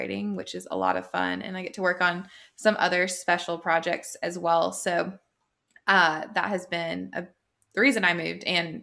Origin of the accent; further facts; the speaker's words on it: Florida, United States; moved away as an adult; now in Charlotte, United States; had moved back to my hometown